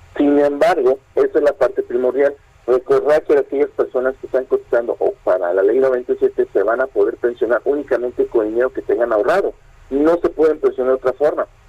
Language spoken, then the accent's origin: Spanish; Mexico; nosotros como mexicanos